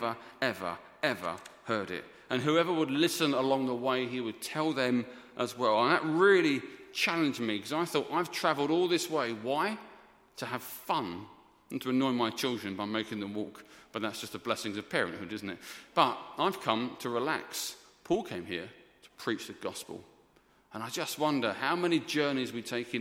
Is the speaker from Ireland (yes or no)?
no; England, United Kingdom; we are English